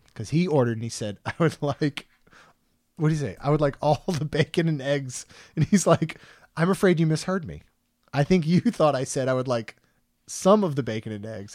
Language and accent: English; Maryland, United States; moved away; when I was from Maryland, I was a Marylander